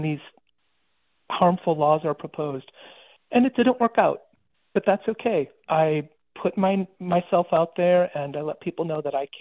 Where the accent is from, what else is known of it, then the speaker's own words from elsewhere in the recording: Ohio, United States; moved away; when I moved back to my hometown in Ohio